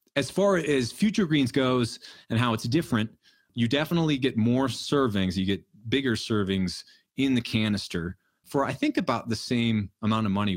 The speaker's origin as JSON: {"language": "English", "region": "New Hampshire", "country": "United States", "tie": "born or raised there", "said": "We grew up in New Hampshire"}